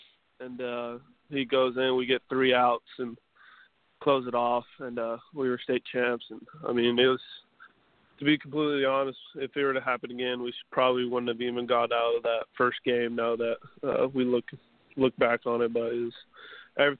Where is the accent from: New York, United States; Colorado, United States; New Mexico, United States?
New Mexico, United States; The 2 local colleges in my home state, New Mexico State, UNM, University of New Mexico